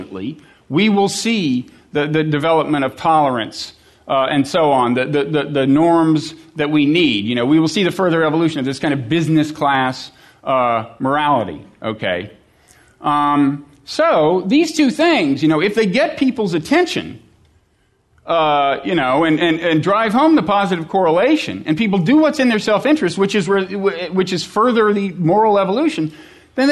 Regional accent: United States; as an American who has children

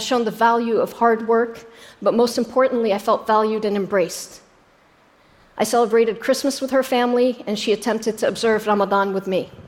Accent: Jordan; born there; I was born in Jordan 11 years later.

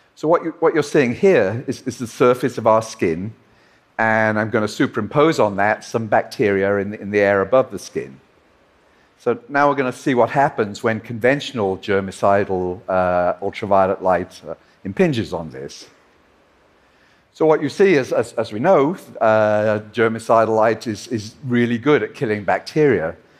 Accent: Liverpool, North West England, United Kingdom; his and my hometown of Liverpool

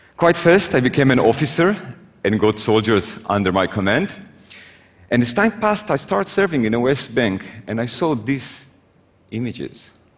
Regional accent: Israel; I was born in Israel

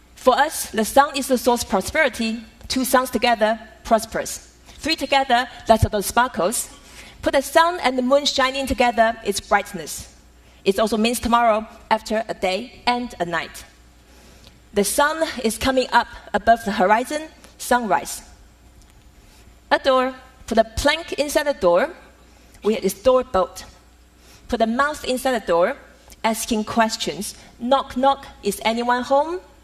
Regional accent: Taiwan; Growing up in Taiwan as a daughter of calligrapher

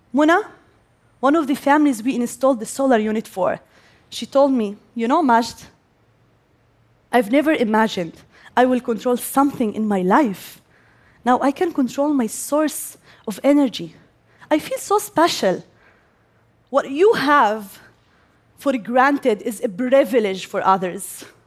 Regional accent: Gaza, Gaza Strip, Palestine; I am Palestinian and I am from Gaza. I grew up there and I still live there

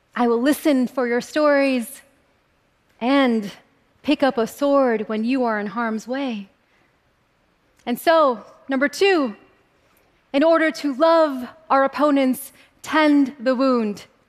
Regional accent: California, United States; born or raised there

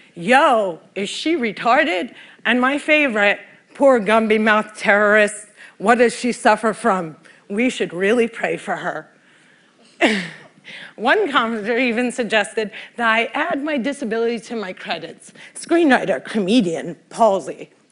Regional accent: Cliffside Park, New Jersey, United States; Cliffside Park, New Jersey is my hometown

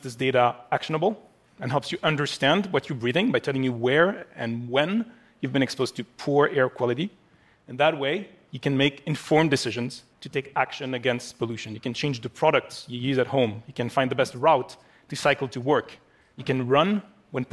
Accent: Paris, Île-de-France, France; my hometown of Paris

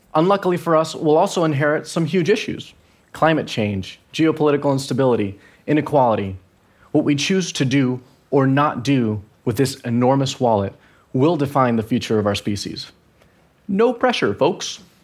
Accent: Venezuela; I'm from Venezuela

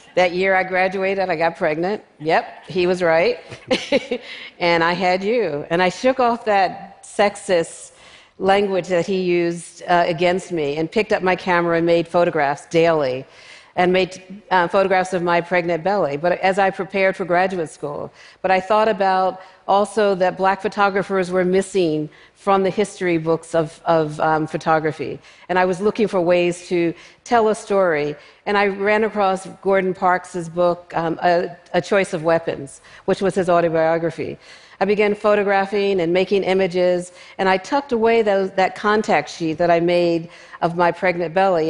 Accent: Philadelphia, Pennsylvania, United States; Growing up in North Philadelphia, I was surrounded by people in my family and friends who made photographs

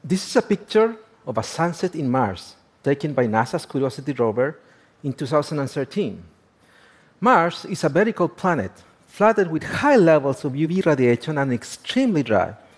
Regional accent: northern Chile, Chile; I was born and raised in the Atacama.

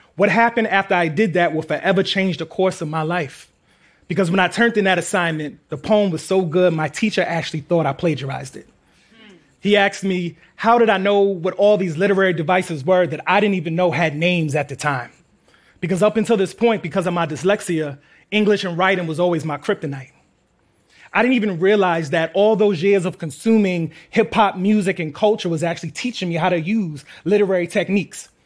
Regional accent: New York City, New York, United States; We're from Queens.

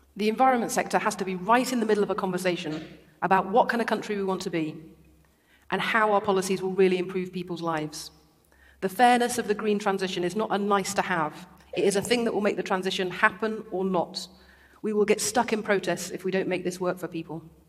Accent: Derby, East Midlands, United Kingdom; born or raised there

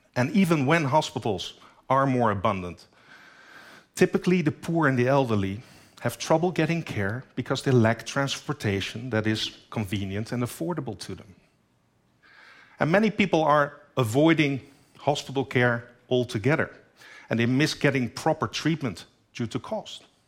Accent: Netherlands; my home country, the Netherlands, only seventeen million people live there

